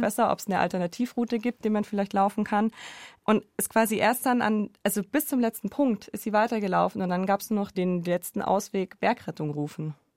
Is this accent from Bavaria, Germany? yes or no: yes; Allgäu, Bavaria, Germany; Ich bin im Allgäu aufgewachsen